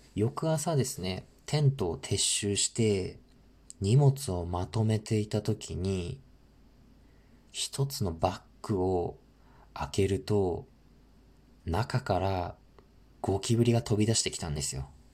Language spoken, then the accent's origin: Japanese; northern Japan, Japan; 僕、生まれも育ちも北国なので